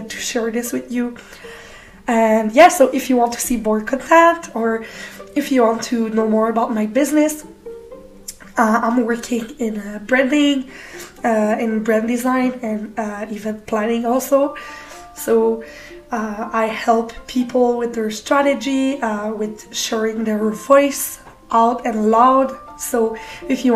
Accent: Canada; I'm from Canada

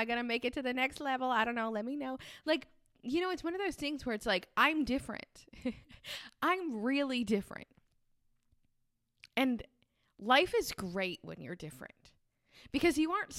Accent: Rhode Island, United States; but I'm from Rhode Island, which is the smallest state in the United States. And I don't sound like I'm from Rhode Island.

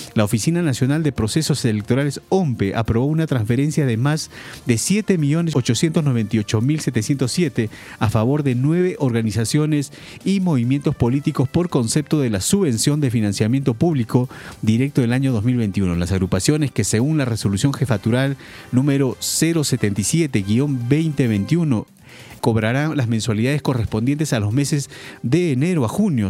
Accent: Peru; nosotros como peruanos

